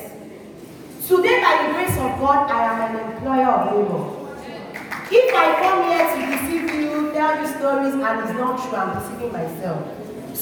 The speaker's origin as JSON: {"language": "English", "region": "Osun", "country": "Nigeria", "moved": "as an adult", "lives_now": "Delta State, Nigeria", "said": "I used to be from Osun State, but I am now from Delta State."}